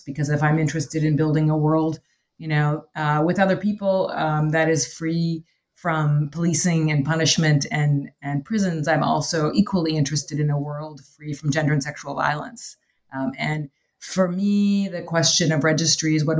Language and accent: English; Canada; now in Chicago, United States; I am from Canada originally